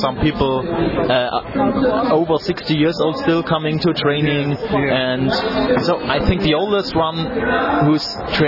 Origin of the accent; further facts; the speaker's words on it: Germany; English is a second language